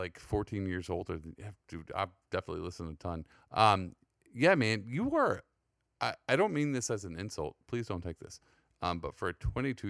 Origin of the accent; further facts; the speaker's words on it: San Antonio, Texas, United States; now in New York, United States; I come from San Antonio